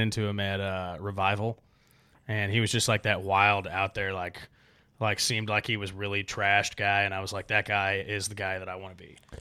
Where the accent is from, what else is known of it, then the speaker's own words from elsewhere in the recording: Gaston, Oregon, United States; moved away as an adult; now in Nashville, United States; I'm from the Pacific Northwest, Oregon, uh, Gaston, Oregon to be exact. is where my family lives